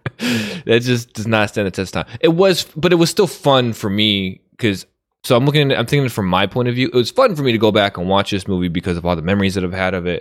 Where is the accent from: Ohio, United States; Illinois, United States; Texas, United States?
Illinois, United States; outside of Chicago; I grew up right outside of Chicago.